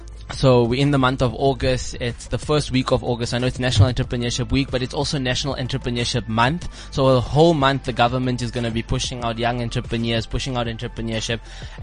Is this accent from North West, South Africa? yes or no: yes; Klerksdorp, North West, South Africa; Since I'm from Klerksdorp.